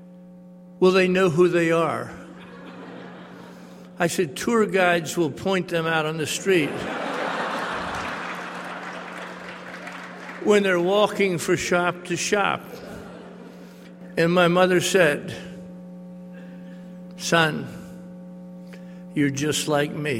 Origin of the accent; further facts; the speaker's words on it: the South, United States; the South I was raised in, the mean South I was raised